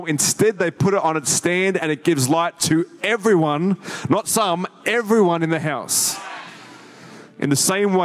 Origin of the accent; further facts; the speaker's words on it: Sydney, New South Wales, Australia; moved away as an adult; now in Gold Coast, Australia; I grew up in Sydney and grew up my whole life there.